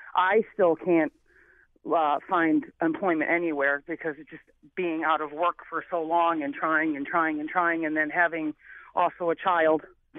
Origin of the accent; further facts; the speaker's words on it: New Haven, Connecticut, United States; I came from New Haven, Connecticut, with, you know, a single mother trying to make it, in the late 70s, early 80s.